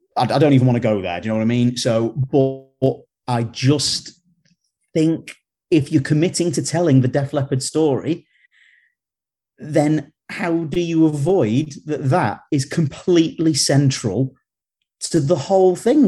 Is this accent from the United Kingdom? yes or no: yes; United Kingdom; we're from Britain